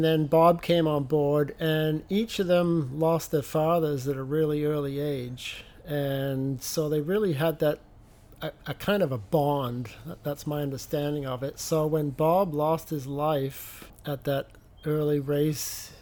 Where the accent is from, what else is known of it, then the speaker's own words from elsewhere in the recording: England, United Kingdom; moved away; I am from England